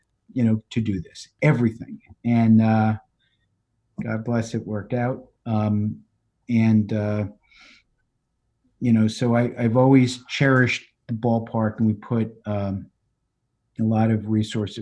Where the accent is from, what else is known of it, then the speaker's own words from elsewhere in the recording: New York City, New York, United States; moved away as an adult; also born or lived in Los Angeles / Wisconsin; growing up in the Bronx, working in Los Angeles, coming to Wisconsin.